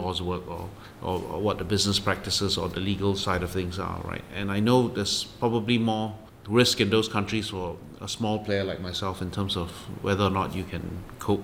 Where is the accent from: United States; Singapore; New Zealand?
Singapore; a Singaporean going to London